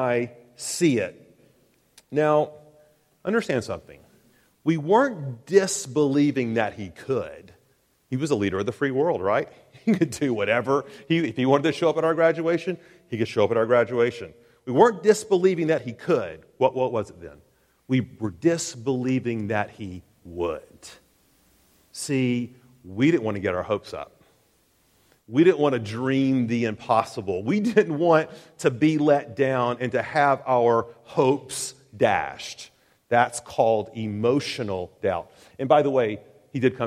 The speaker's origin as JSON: {"language": "English", "town": "Chattanooga", "region": "Tennessee", "country": "United States", "tie": "born or raised there", "said": "1987, I was graduating from Eastridge High School in Chattanooga, Tennessee."}